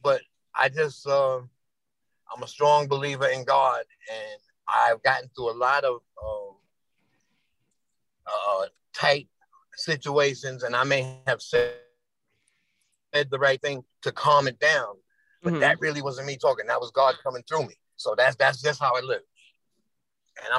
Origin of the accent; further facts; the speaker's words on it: New York City, New York, United States; I grew up in the South Bronx